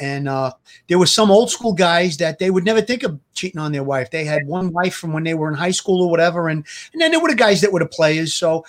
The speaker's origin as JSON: {"language": "English", "town": "New York City", "region": "New York", "country": "United States", "tie": "born or raised there", "said": "So I was around a lot of wise guys growing up. I came from Gravesend Avenue"}